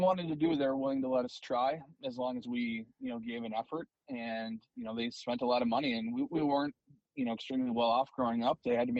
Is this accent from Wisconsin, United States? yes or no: yes; Eau Claire, Wisconsin, United States; Yeah, no, I mean, Eau Claire, we call it God's country there. It's beautiful.